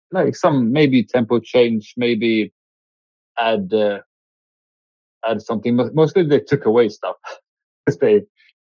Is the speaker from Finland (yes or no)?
yes; Finland; We're from Finland.